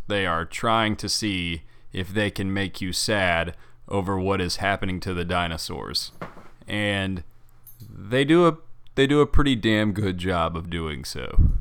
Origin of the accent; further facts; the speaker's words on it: Birmingham, Alabama, United States; in my hometown of Birmingham